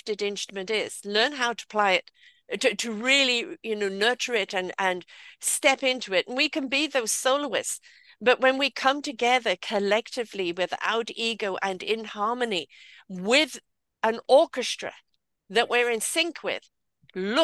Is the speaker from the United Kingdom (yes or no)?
yes; United Kingdom; I'm British. I have a different culture.